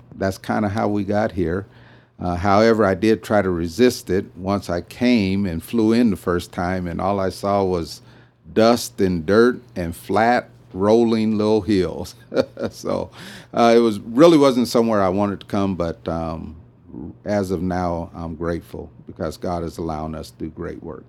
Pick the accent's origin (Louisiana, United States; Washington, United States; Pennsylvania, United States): Washington, United States; Vancouver; moved away as an adult; also born or lived in Sacramento, California; now in Amarillo, United States; I was born and raised in Vancouver, Washington